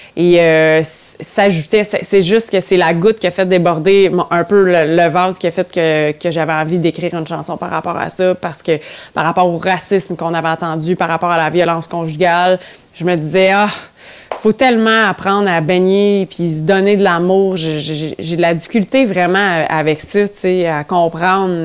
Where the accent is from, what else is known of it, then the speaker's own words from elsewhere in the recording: Ontario, Canada; je, dis haut et fort que je suis franco-ontarienne partout